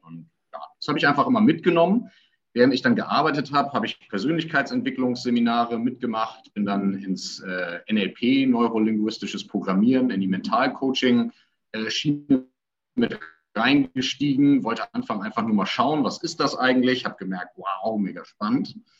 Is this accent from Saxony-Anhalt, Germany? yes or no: no; Hamburg, Germany; Ich komme aus Hamburg